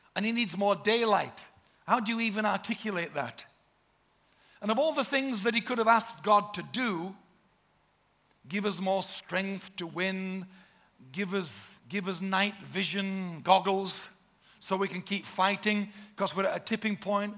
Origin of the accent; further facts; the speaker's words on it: Yorkshire and the Humber, United Kingdom; We're from Yorkshire, the Shire